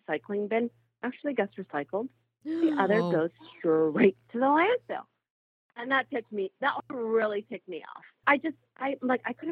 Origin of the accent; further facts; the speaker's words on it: Egypt; now in Canada; I was actually born and raised in Egypt before I immigrated to Canada sometime in the 90s